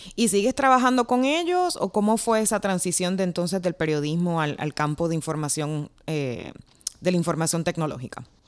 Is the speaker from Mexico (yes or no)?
no; Puerto Rico; moved away; la mía también, Puerto Rico